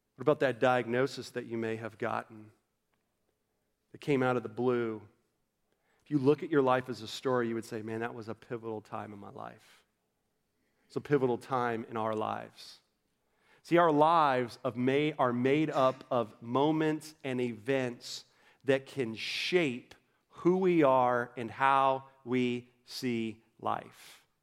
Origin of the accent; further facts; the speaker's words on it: Orlando, Florida, United States; moved away as an adult; now in North Carolina, United States; I grew up in Orlando, Florida